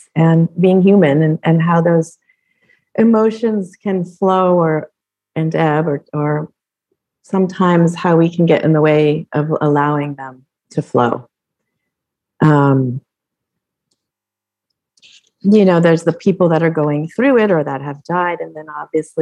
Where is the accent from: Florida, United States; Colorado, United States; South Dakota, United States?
Colorado, United States; moved away; I grew up in Colorado